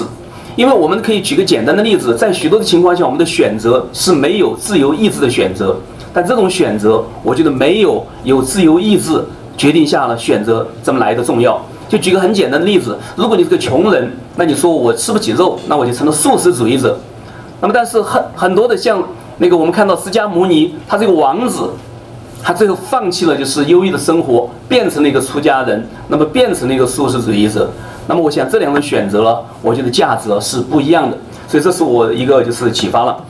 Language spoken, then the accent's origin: Chinese; China; now in United States; 呃，因为你们知道我从呃中国过来了，呃，我不会带很多的书，因为书都是很重的。